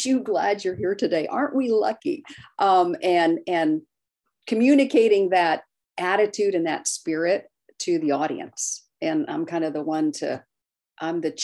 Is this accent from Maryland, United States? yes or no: yes; Maryland, United States; moved away; But I grew up in Maryland